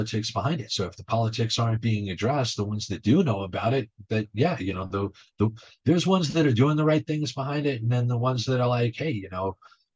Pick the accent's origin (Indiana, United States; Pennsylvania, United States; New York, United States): New York, United States; moved away as an adult; I'm from New York, but I'm a city kid. That I grew up in the just outside of New York City.